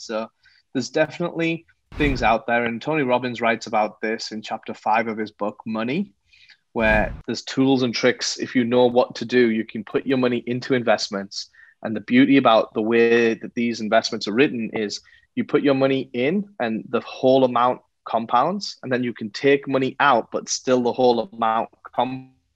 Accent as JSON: {"language": "English", "region": "England", "country": "United Kingdom", "tie": "born or raised there", "moved": "as an adult", "lives_now": "Los Angeles, United States", "said": "I'm not from America. So I was uh, born and raised in England"}